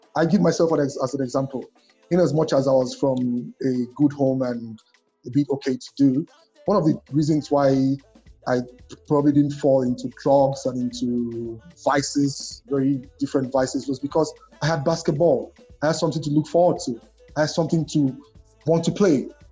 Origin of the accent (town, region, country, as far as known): Nigeria